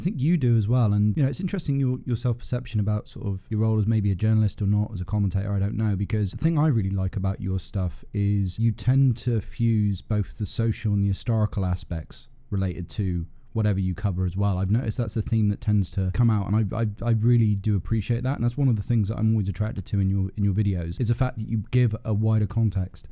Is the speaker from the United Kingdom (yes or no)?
yes; United Kingdom; I grew up in Britain, nineties was sort of my main teenage years.